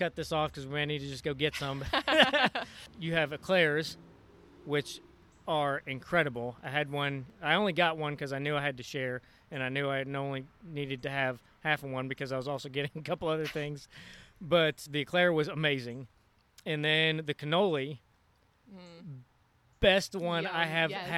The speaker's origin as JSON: {"language": "English", "area": "outside of Philadelphia", "region": "Pennsylvania", "country": "United States", "tie": "born or raised there", "moved": "yes", "said": "I grew up outside of Philadelphia"}